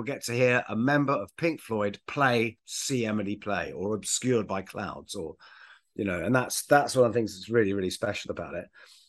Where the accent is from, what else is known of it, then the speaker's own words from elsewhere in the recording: United Kingdom; I'm British.